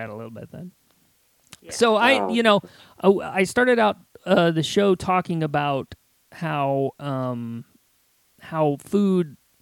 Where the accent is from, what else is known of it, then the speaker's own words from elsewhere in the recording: Midwest, United States; now in Western North Carolina, United States; I grew up in the Midwest